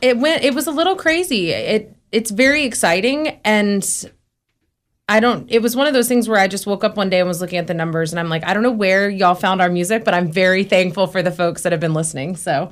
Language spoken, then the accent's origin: English; Dallas, Texas, United States; moved away; also born or lived in Nashville; I'm from Dallas